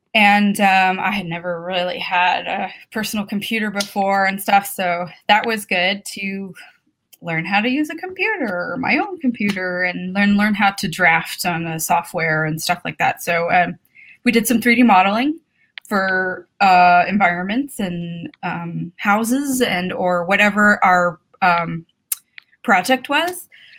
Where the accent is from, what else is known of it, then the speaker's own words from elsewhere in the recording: New Mexico, United States; also born or lived in San Francisco, United States / Phoenix, United States; I'm from like several places, I suppose. So I was born in San Francisco, but we were there for like a year. Then my parents moved down to Phoenix, Arizona, and then to New Mexico, where a lot of my extended family is from. All over New Mexico